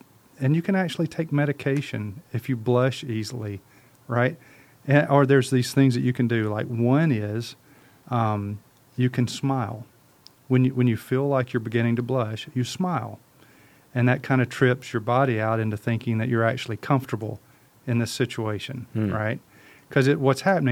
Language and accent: English; Mississippi, United States; Let me put my real voice on here. I'm from Mississippi